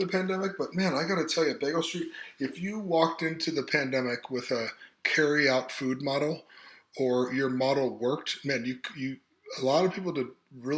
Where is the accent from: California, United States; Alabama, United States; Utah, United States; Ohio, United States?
Ohio, United States; Cleveland; also born or lived in South Korea; now in Athens, United States; I grew up in the Cleveland area, east of Cleveland.